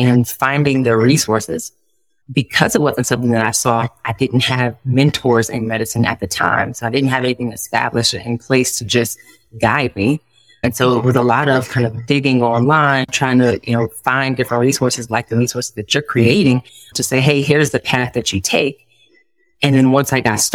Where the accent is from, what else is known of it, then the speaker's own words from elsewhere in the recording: Detroit, Michigan, United States; moved away as an adult; also born or lived in Florida; now in Columbus, United States; I'm originally from Detroit, Michigan